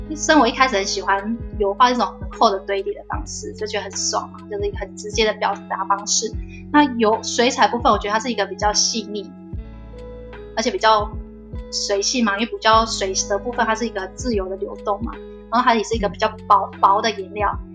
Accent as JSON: {"language": "Chinese", "region": "Taichung", "country": "Taiwan", "said": "我是台中人"}